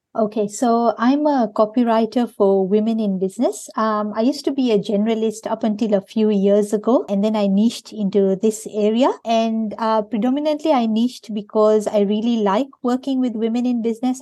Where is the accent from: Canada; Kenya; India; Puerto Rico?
Kenya; moved away as an adult; now in Perth, Australia; I grew up in Kenya